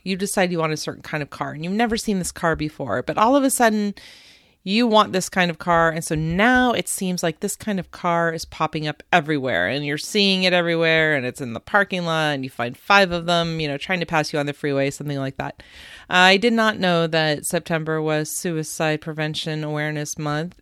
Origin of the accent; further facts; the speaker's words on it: West Coast, United States; my brother, my sister, and I grew up on the West Coast